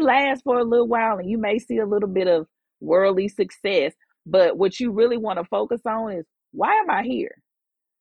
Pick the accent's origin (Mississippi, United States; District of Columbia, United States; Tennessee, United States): Mississippi, United States; Jackson; moved away as an adult; also born or lived in Houston, Texas; But I am from Jackson. I moved to Houston the day after I graduated from Jackson State. In Houston for 17 years. I really consider Houston like a second home, because I was there for as long as I was almost here. Like, I was here as a child, you know, up to college